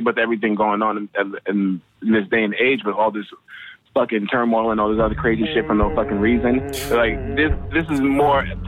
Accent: New York, United States; I grew up in fucking New York

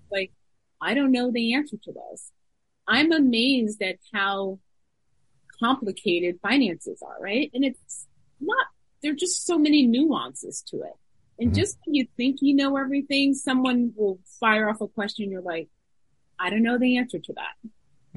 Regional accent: New York, United States; I grew up in New York

